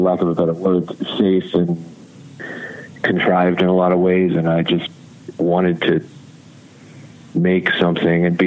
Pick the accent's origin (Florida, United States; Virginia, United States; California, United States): Virginia, United States; Virginia Beach; growing up in Virginia Beach